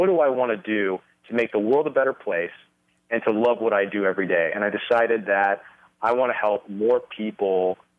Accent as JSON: {"language": "English", "region": "California", "country": "United States", "tie": "born or raised there", "said": "No, I was born and raised in California"}